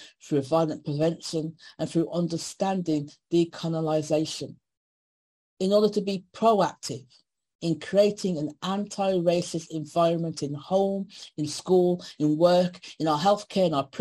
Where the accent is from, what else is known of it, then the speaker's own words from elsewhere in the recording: Birmingham, West Midlands, United Kingdom; I was born in Birmingham, miss, not Africa. And my parents are from Jamaica